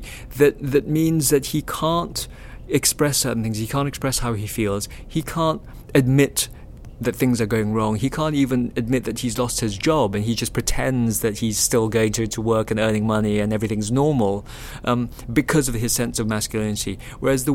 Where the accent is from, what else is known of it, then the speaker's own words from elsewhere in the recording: Kuala Lumpur, Malaysia; KL is a very Cantonese town